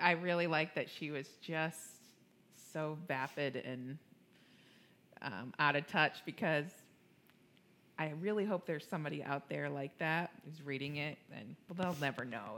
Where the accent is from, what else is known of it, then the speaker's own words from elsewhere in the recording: New York, United States; now in Cincinnati, United States; I'm a New Yorker